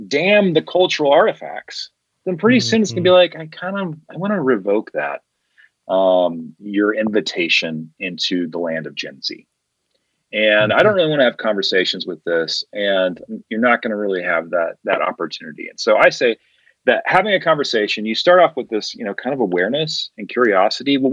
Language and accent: English; Colorado, United States; I'm from Colorado